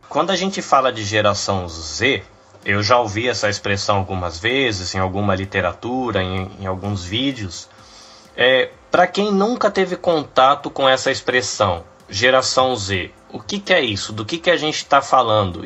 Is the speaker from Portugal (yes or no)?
no; Brazil; moved away; eu saí do Brasil e eu sou uma daquelas pessoas que vivia no Brasil